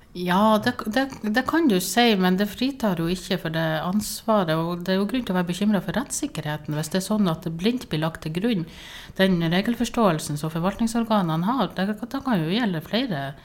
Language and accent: Norwegian; Sortland, Nordland, Norway; now in Tromsø, Norway; jeg er egentlig fra Sortland